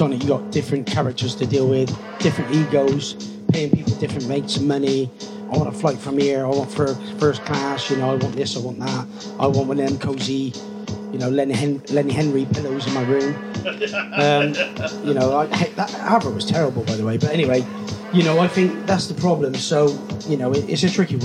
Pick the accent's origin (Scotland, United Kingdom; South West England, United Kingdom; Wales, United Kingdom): South West England, United Kingdom; Gloucester; growing up in Gloucester in the early 80s